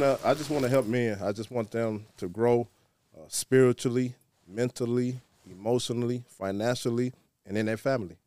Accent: Muskegon Heights, Michigan, United States; now in Detroit, United States; I'm originally from Muskegon Heights

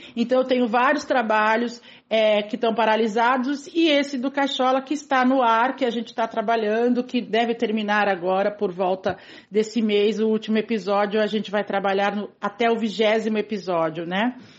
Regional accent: São Vicente, São Paulo, Brazil; Eu sou de São Vicente, nascida em São Vicente, moro até hoje na periferia de São Vicente, no mesmo bairro que eu nasci, inclusive

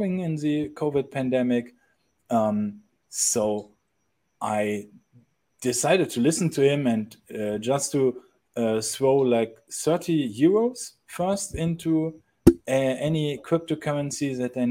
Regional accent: Germany; moved away as an adult; I'm actually originally from Europe, but last year, I decided to quit my country. I'm coming from Germany

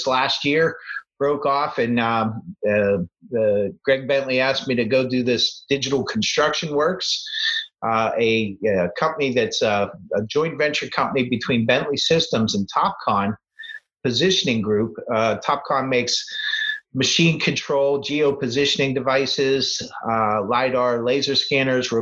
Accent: Pittsburgh, Pennsylvania, United States; I grew up in Pittsburgh, went to Penn State

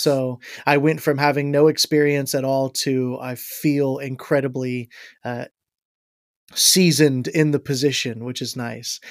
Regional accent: Ashville, Ohio, United States; also born or lived in Florida / Michigan; now in Logan, United States; I'm from Asheville, Ohio is where I had grown up, uh, for the most part. I grew up in Florida a little bit and then in, uh, Asheville, Ohio

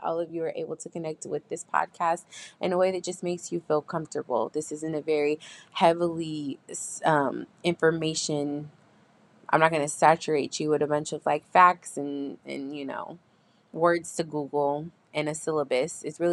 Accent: San Diego, California, United States; I'm a California native and I am from Southeast San Diego.

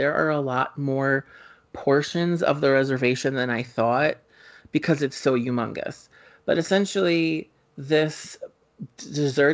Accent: Springfield, New Jersey, United States; Ashley and I grew up in Springfield, New Jersey

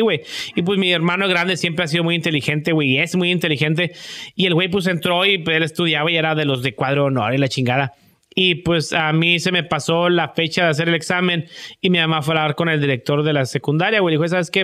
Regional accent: Matamoros, Tamaulipas, Mexico; moved away; somos muy americanizados ahí

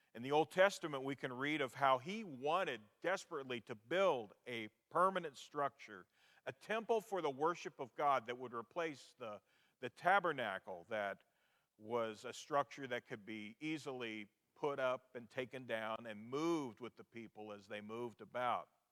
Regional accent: Garnett, Kansas, United States; moved away; the building at 2nd and Walnut Streets in my hometown of Garnett, Kansas

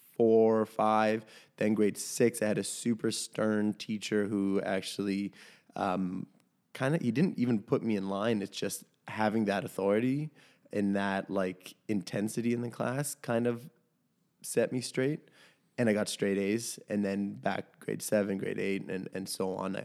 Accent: Toronto, Ontario, Canada; We grew up in Chilean co-ops in, uh, around that area

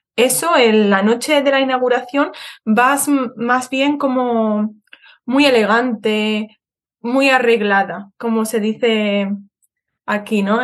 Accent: Seville, Andalusia, Spain; moved away as an adult; also born or lived in Madrid; now in Birmingham, United Kingdom; yo em, he nacido en Madrid, pero he vivido casi toda mi vida en Sevilla

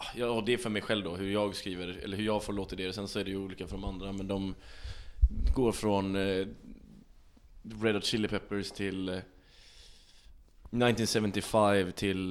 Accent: Sweden; jag är svensk

